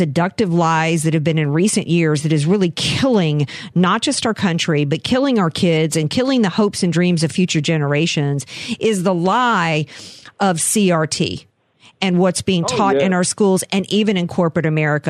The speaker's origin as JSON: {"language": "English", "region": "the South", "country": "United States", "said": "I'm from the South."}